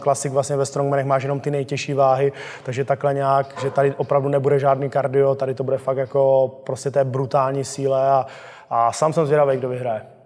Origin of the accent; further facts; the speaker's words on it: Czechia; jsme jako Češi silný národ